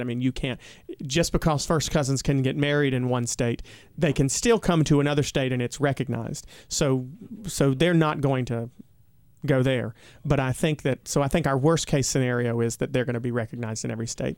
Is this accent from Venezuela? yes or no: no; United States; my home state